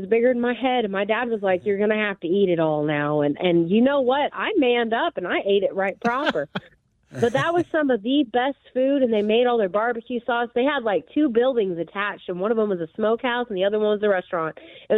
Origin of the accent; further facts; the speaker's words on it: Independence, Missouri, United States; for me growing up, my grandparents lived in Knob, and I was raised in Independence.